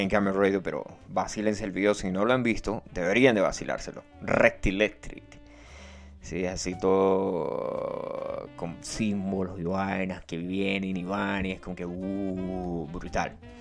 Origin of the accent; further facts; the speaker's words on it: Santa Bárbara, Venezuela; moved away; ya yo no soy de Santa Bárbara